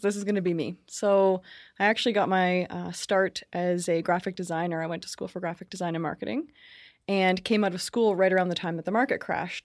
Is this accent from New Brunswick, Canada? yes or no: no; Brantford, Ontario, Canada; I was born in Brantford